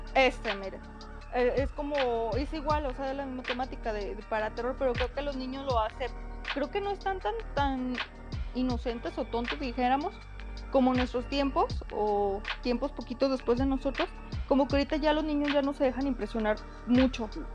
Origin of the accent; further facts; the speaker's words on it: Mexico; como madre mexicana